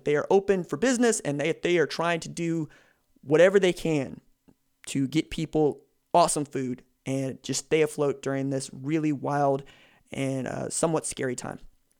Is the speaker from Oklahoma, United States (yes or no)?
yes; Tulsa, Oklahoma, United States; born or raised there